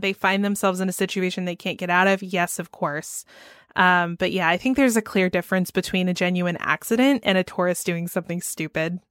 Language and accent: English; Atlanta, Georgia, United States; my hometown of Atlanta